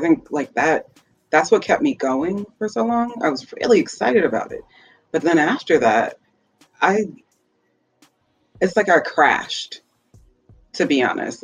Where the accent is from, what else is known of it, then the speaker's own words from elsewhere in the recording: Minnesota, United States; I am actually from Minnesota